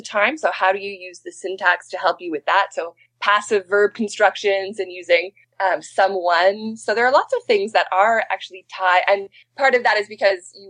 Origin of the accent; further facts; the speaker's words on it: Manitoba, Canada; moved away as an adult; also born or lived in Alberta; now in British Columbia, Canada; I'm from Manitoba, so I originally learned the Swampy Cree. And then I moved to Alberta to do my PhD